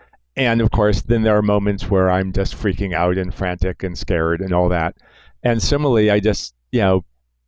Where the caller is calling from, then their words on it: New York, United States; I'm calling you from New York, what's now the epicenter.